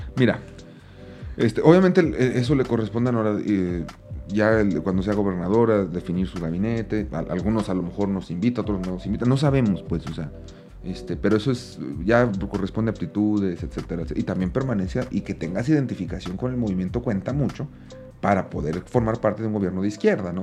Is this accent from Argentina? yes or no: no; Aguascalientes, Mexico; Yo soy de Aguascalientes